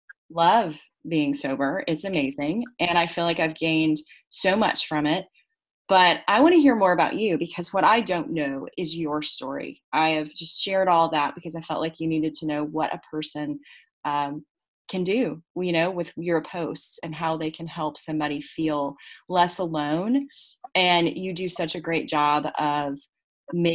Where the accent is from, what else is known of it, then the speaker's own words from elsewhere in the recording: United States; I'm American